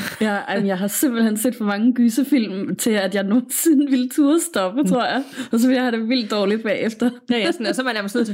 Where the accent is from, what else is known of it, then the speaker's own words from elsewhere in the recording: Middelfart, Southern Denmark, Denmark; Jeg kommer fra Middelfart på Fyn, som er byen, inden man krydser over til Jylland.